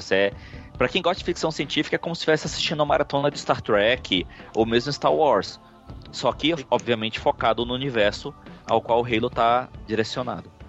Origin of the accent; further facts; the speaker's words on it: Fortaleza, Ceará, Brazil; now in São Paulo, Brazil; eu sou de Fortaleza, no Ceará, sou nordestino aqui perdido em São Paulo